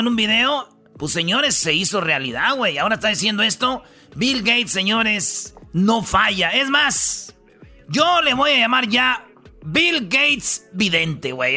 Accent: Michoacán, Mexico; yo como michoacano, como mexicano

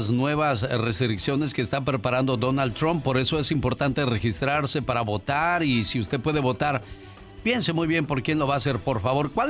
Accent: Monterrey, Nuevo León, Mexico; moved away; salí de Monterrey, pero Monterrey nunca salió de mí.

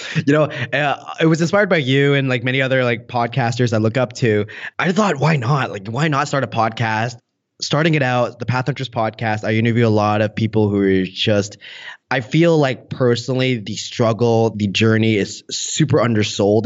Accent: Canada; I was born and raised in Canada

